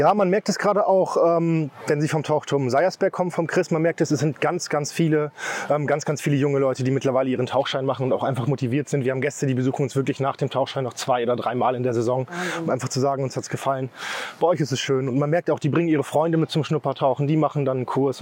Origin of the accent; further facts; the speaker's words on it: Osnabrück, Lower Saxony, Germany; now in Rovinj, Croatia; ich bin 34 Jahre alt, ich komme aus Osnabrück